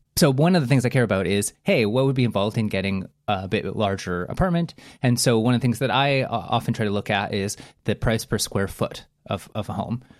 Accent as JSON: {"language": "English", "country": "Canada", "said": "a Canadian that lives very close to the border"}